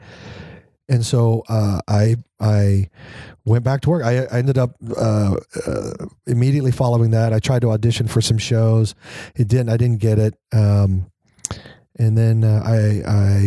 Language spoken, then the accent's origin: English; Kansas, United States; moved away as an adult; I was from Kansas and the military